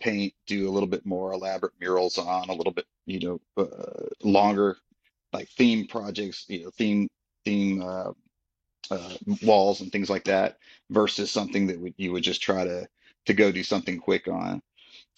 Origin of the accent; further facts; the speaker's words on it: Austin, Texas, United States; I'm from Austin originally. I grew up here